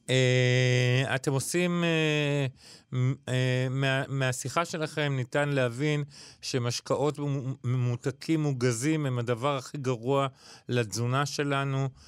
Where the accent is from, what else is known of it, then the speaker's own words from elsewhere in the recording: Israel; אנחנו היהודים, ישראלים, אוהבים uh, להביע אהבה באוכל.